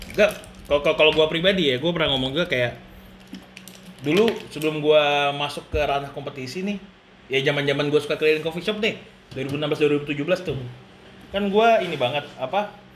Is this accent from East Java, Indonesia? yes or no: no; Samarinda, East Kalimantan, Indonesia; gue dari Samarinda